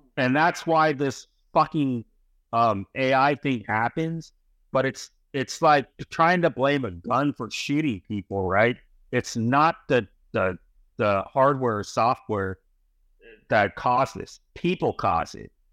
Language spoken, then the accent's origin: English; San Francisco, California, United States; moved away as an adult; also born or lived in New York; I was born in California, I ended up in New York